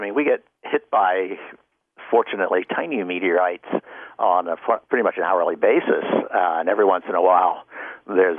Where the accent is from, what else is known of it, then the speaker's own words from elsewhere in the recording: Pennsylvania Dutch country, United States; moved away; I grew up in the Pennsylvania Dutch country in a very rural setting